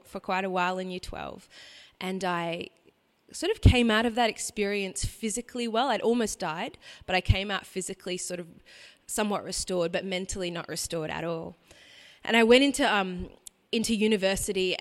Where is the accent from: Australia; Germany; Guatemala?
Australia; Brisbane, Queensland; I grew up in Brisbane, in a what you might call a nominal Catholic family